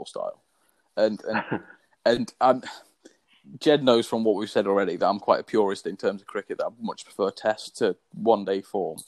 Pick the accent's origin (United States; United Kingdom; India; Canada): United Kingdom; England; I'm an Englishman